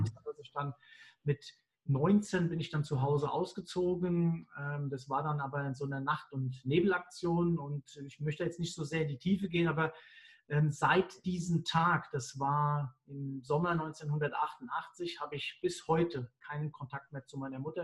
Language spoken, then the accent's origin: German; Mainz, Rhineland-Palatinate, Germany; Ich bin ja Mainzer